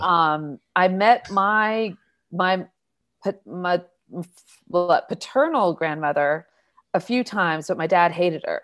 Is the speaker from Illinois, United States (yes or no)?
no; Newbury Park, California, United States; also born or lived in Inglewood, California; I grew up in Ventura County